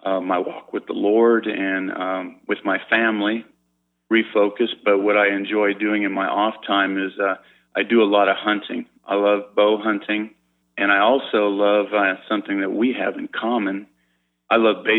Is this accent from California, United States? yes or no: yes; San Diego, California, United States; I grew up in San Diego